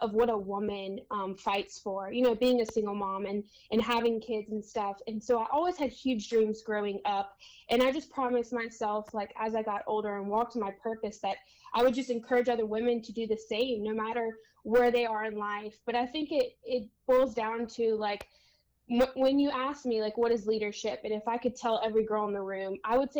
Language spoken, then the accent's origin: English; Louisiana, United States; now in San Diego, United States; I was born and raised in Louisiana